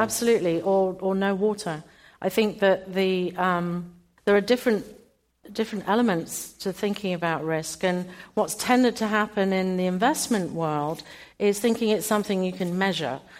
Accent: United Kingdom; I'm British.

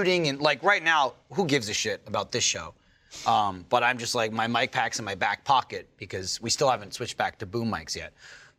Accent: New Jersey, United States; I'm from New Jersey

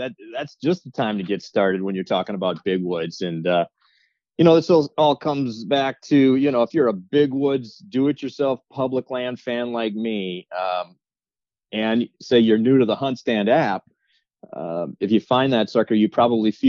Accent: Wisconsin, United States; now in Minnesota, United States; growing up in Wisconsin and living in Minnesota right now

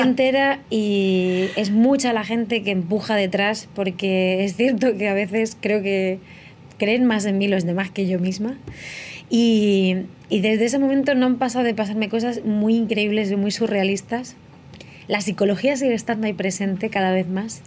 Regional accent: Letur, Castilla-La Mancha, Spain; moved away as an adult; also born or lived in Albacete / Murcia / Madrid; soy nacida en Albacete, criada en un pueblo muy pequeño que se llama Letur, que está en la sierra del Segura

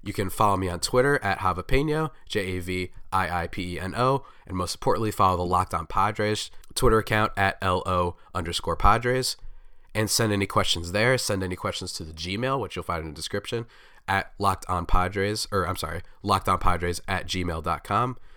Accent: New Jersey, United States; I grew up in New Jersey

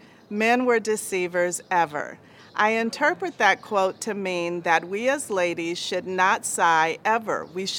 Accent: Long Island, New York, United States; moved away as an adult; now in Tucson, United States; I was born in Long Island, New York. I moved to Tucson, Arizona to marry a wonderful man

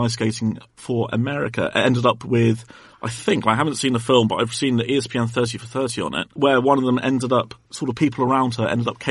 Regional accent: Bath, South West England, United Kingdom; I grew up in Bath.

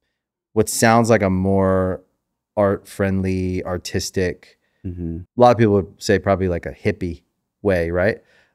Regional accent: Maryland, United States; born or raised there

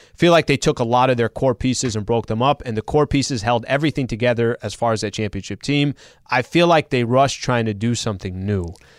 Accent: San Diego, California, United States; moved away as an adult; now in Los Angeles, United States; somebody born and raised in San Diego

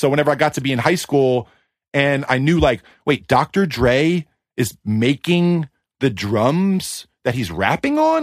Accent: East Coast, United States; now in Los Angeles, United States; I grew up in the East Coast

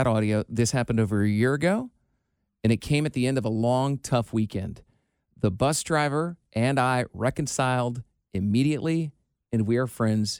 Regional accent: Iowa, United States; like I did grow up sort of on a farm. Like I grew up in Iowa.

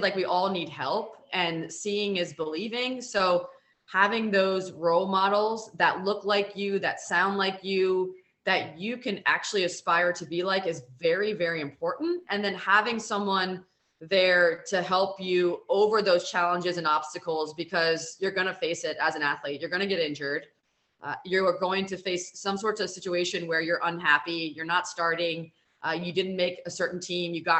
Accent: Silver Spring, Maryland, United States; I grew up in Silver Spring, Maryland, so I was close to the White House

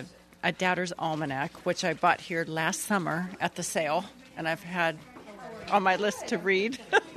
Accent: Madison, Connecticut, United States; from Madison.

